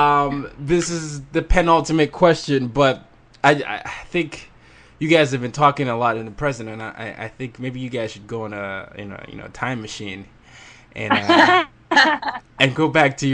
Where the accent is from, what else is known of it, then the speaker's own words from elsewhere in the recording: Nigeria; I'm from Nigeria, West Africa